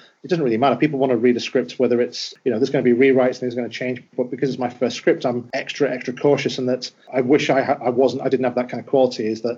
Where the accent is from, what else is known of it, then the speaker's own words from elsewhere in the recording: Wigan, North West England, United Kingdom; I'm from Wigan